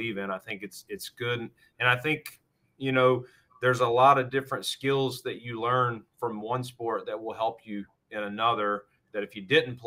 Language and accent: English; Norwood, North Carolina, United States; moved away as an adult; now in Buffalo, United States; how I was raised in Norwood and Stanley County